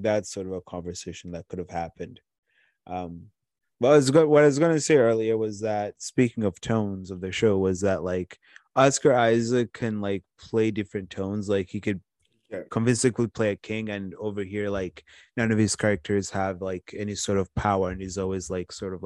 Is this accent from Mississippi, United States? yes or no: no; Watertown, Massachusetts, United States; I'm from Watertown